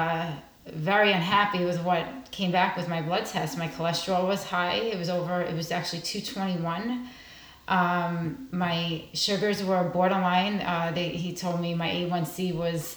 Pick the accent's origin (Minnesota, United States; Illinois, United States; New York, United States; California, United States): New York, United States; moved away as an adult; now in New Jersey, United States; I'm originally from New York. I moved here about 10 years ago. So I'm New Jersey resident today